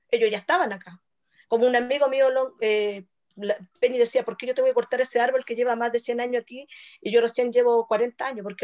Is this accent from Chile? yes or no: yes; Chile; lo que realmente somos, creemos nosotros como chilenos